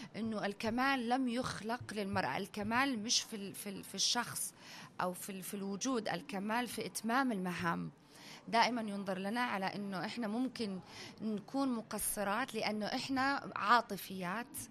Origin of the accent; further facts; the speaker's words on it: United Arab Emirates; أنا بنت الإمارات وتربيت في الإمارات